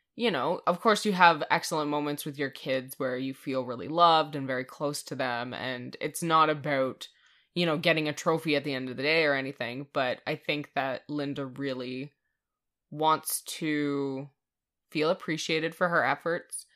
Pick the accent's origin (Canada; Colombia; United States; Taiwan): Canada; we're Canadian.